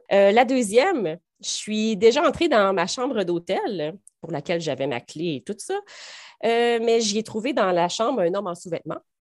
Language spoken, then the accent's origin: French; Baie-Comeau, Quebec, Canada; moved away as an adult; also born or lived in Saguenay; ça sonne Saguenay, mais je suis native de la Côte-Nord.